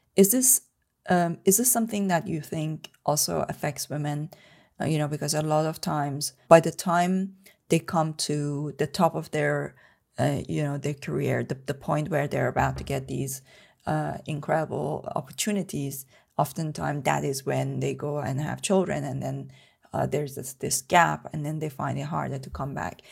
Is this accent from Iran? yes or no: yes; Tehran, Tehran Province, Iran; moved away; I was born and brought up in Tehran, in Iran